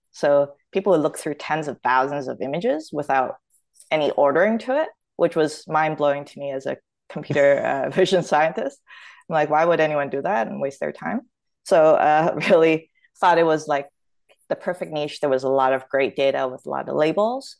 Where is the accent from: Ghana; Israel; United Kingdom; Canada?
Canada; Toronto, Ontario; accent: Canadian; moved away as an adult; also born or lived in Hong Kong / Australia; now in United States; I was born in Hong Kong, but, uh, I grew up in Toronto